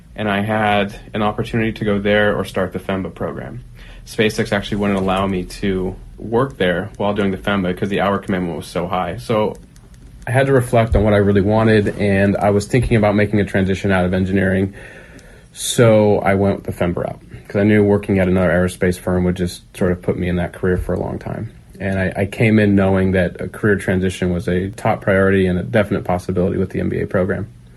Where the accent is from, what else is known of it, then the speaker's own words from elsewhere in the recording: Pleasanton, California, United States; moved away; also born or lived in San Diego / Los Angeles; I grew up in Northern California in the East Bay in a small town called Pleasanton